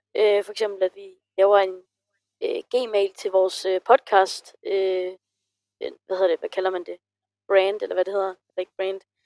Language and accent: Danish; Funen, Southern Denmark, Denmark; jeg kommer fra Fyn